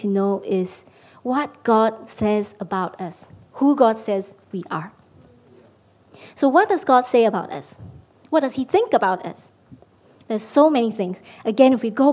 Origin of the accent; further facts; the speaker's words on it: Malaysia; moved away as an adult; now in London, United Kingdom; I'm Malaysian. I've been living in London for the past couple of years